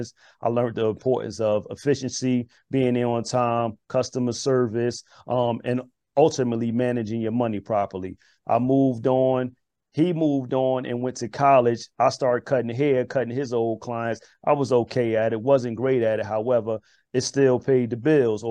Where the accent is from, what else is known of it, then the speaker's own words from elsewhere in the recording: Newark, New Jersey, United States; also born or lived in Irvington, New Jersey; just a young brother growing up in Irvington and Newark